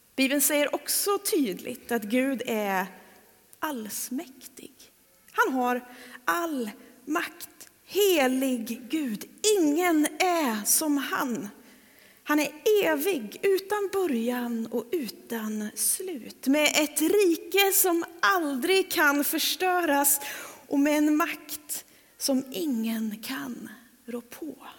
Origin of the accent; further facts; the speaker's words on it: Trollhättan, Västra Götaland, Sweden; now in Öckerö, Sweden; ska jag hem till Trollhättan och predika